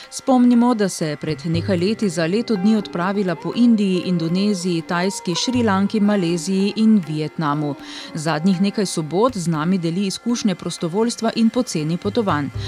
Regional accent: Slovenia; kako gostoljubni pa smo Slovenci v turističnem smislu

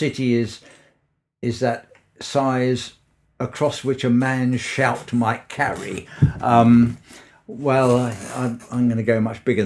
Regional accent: London, United Kingdom; also born or lived in Birmingham / Cambridge; now in Bristol, United Kingdom; I am a Londoner in origin

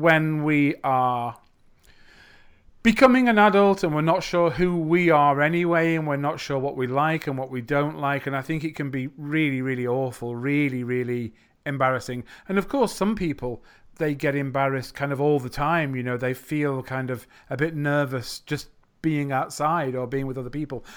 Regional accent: U K, England, United Kingdom; accent: English English, British English; I'm from the U K.

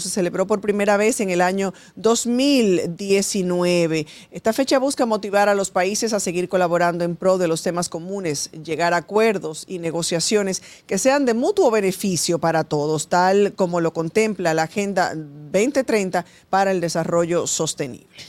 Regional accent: Dominican Republic; nos afecta a todos como dominicanos

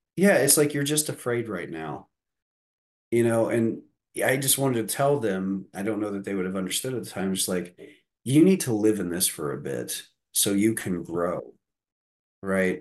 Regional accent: Deer Creek, Indiana, United States; I grew up in Deer Creek, Indiana, in the midst of four cornfields

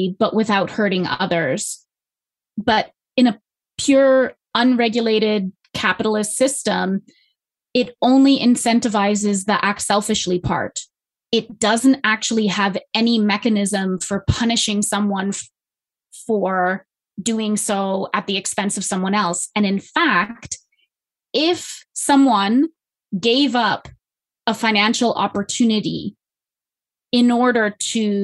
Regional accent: Canada; I'm Canadian

